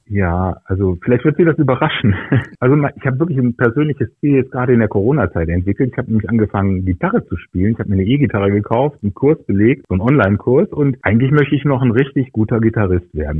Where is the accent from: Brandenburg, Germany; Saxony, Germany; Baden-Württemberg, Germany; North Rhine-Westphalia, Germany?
North Rhine-Westphalia, Germany; Aachen; moved away as an adult; also born or lived in Düsseldorf / Hannover; now in Nienburg, Germany; Ich bin in Aachen geboren und dort auch zur Schule gegangen, habe dort Abitur gemacht